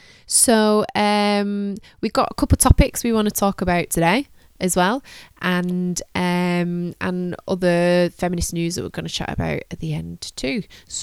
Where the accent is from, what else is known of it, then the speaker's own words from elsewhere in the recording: Manchester, North West England, United Kingdom; we're both from Manchester, Great Manchester. It is a suffragette city, home of the Pankhursts.